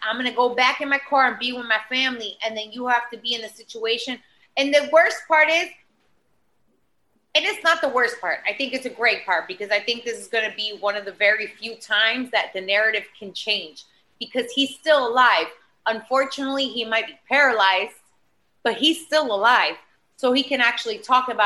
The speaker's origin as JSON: {"language": "English", "town": "Boca Raton", "region": "Florida", "country": "United States", "tie": "born or raised there", "also_born_or_lived": "Miami", "moved": "yes", "lives_now": "New York, United States", "said": "I am from Boca Raton"}